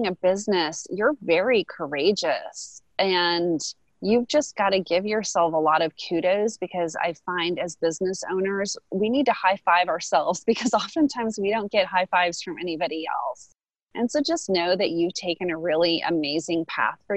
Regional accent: United States; as an American

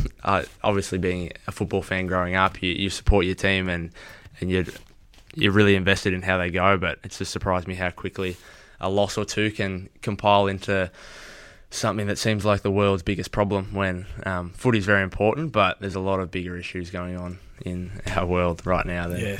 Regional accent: Toronto, Ontario, Canada; The story behind the beanie is, so like, I'm obviously from Toronto, so I've grown up supporting the Raptors.

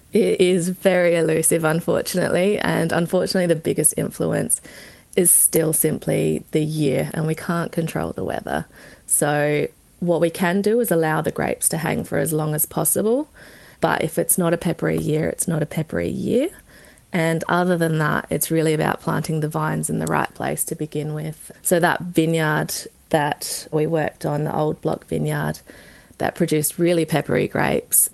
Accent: Barossa, South Australia, Australia; I grew up in the Barossa, born and bred

